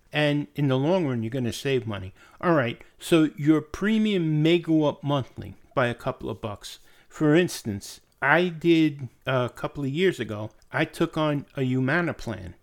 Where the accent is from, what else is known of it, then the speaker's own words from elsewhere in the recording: United States; also born or lived in upstate New York; I'm an American